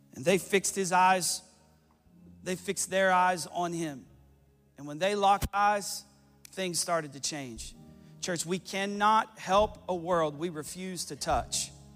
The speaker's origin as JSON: {"language": "English", "town": "Johnson City", "region": "Tennessee", "country": "United States", "said": "i said johnson city tennessee"}